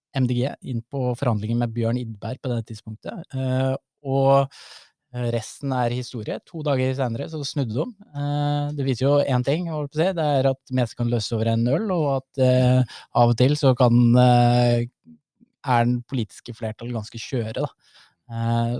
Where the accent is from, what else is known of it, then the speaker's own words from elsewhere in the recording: Gjøvik, Innlandet, Norway; Jeg er ikke bare Gjøvik-gutt, jeg er Kopperud-gutt